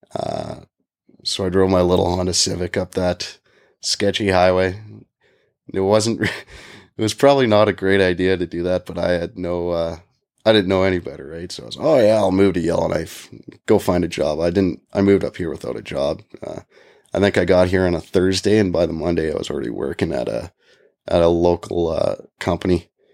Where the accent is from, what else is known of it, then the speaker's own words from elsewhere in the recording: Calgary, Alberta, Canada; now in Yellowknife, Canada; my hometown of Calgary